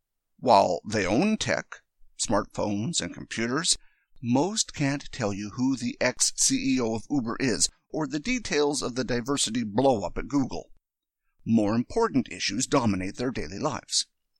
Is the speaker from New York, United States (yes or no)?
yes; New York, United States; I grew up in New York in a single-parent household that teetered on the bottom end of what today we call working class. My parents were immigrants